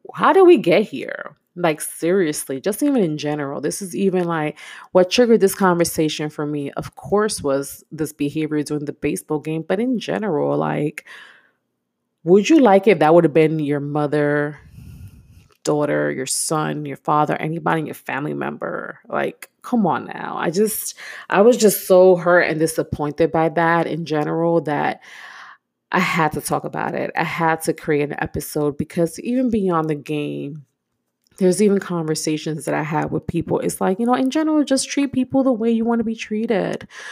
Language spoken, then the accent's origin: English; New York City, New York, United States; I'm a New Yorker myself. I'm from Brooklyn, born and raised